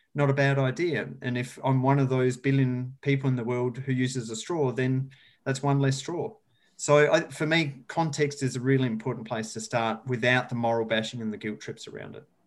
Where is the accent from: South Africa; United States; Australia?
Australia; rural South Australia; moved away as an adult; I grew up in rural south australia as you can maybe tell from my beautiful accent